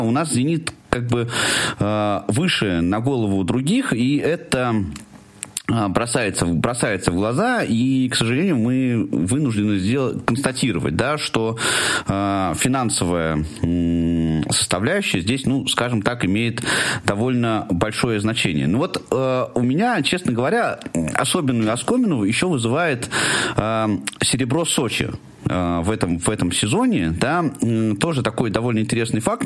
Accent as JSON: {"language": "Russian", "town": "Tula", "region": "Tula Oblast", "country": "Russia", "tie": "born or raised there", "said": "моего любимого города, откуда я родом"}